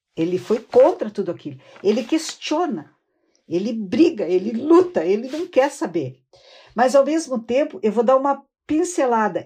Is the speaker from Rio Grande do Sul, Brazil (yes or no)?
yes; Rio Grande, Rio Grande do Sul, Brazil; eu sou do estado do Rio Grande do Sul. Uh, eu nasci na cidade de Rio Grande